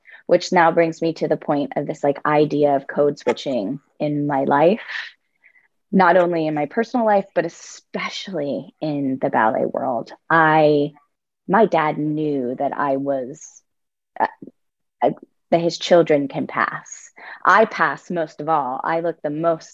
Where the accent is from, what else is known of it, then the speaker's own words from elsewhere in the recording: Altoona, Pennsylvania, United States; I grew up in Altoona, Pennsylvania